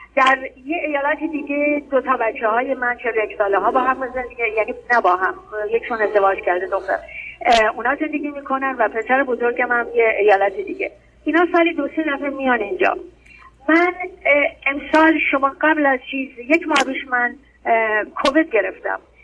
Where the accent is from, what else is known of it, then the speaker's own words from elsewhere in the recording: Tehran, Tehran Province, Iran; خودم مال تهرانم